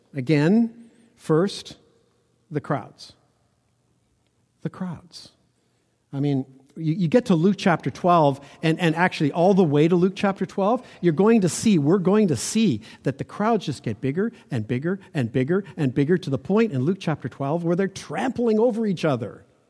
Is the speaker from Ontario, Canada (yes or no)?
yes; Ontario, Canada; I grew up in Ontario